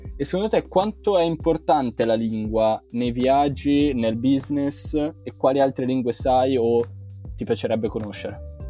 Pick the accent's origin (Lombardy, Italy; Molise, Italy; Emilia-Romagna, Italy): Lombardy, Italy; Milan; io da milanese devo difendere la mia Milano